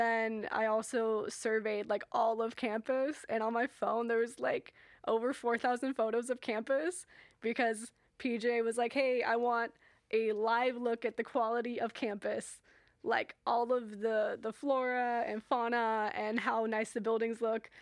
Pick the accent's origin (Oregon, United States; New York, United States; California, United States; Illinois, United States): Oregon, United States; Portland; now in Hawaii, United States; I am from Portland, Portland, Oregon